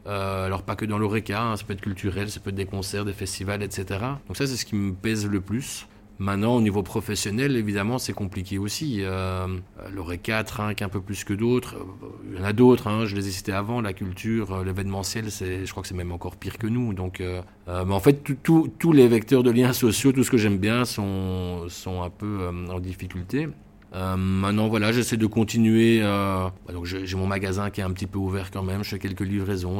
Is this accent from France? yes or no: no; Brussels, Brussels-Capital Region, Belgium; je suis bruxellois de toujours